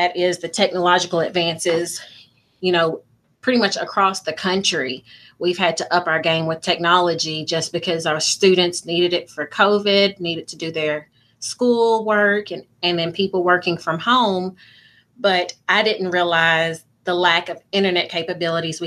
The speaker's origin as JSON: {"language": "English", "area": "Muhlenberg County", "region": "Kentucky", "country": "United States", "said": "Even though I am from Muhlenberg County, I do realize that I'm representing both counties."}